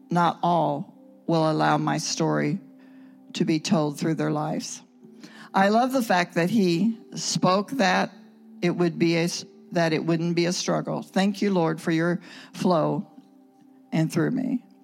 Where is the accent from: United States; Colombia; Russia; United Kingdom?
Russia; We're from Russia and uh, we're trying to get to Israel.